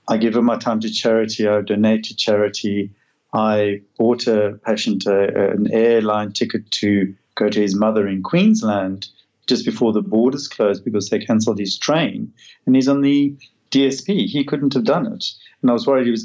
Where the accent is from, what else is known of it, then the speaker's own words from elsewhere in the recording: South Africa; I come from South Africa